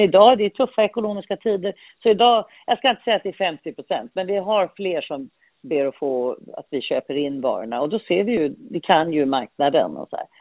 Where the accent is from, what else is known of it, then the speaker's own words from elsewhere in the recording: Malmö, Skåne, Sweden; moved away as an adult; also born or lived in London; jag är uppvuxen i Malmö